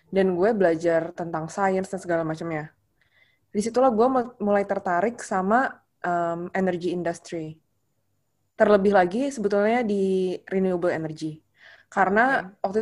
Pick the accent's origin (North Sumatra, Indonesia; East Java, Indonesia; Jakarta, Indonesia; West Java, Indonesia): Jakarta, Indonesia; mungkin sebagai orang Jakarta kayak kita nggak kekurangan energi men